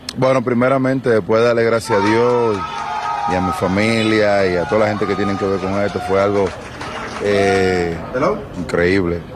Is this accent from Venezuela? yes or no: no; Dominican Republic; moved away; also born or lived in Boston; la República Dominicana, mi país natal